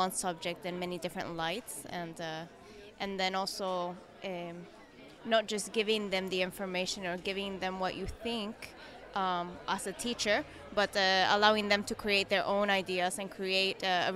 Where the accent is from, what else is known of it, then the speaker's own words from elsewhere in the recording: Chile; moved away as an adult; now in Athens, Greece; I am Chilean, from Chile